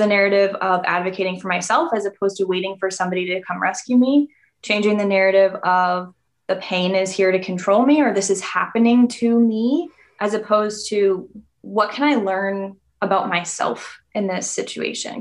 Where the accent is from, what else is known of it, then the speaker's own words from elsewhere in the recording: New England, United States; I'm from New England.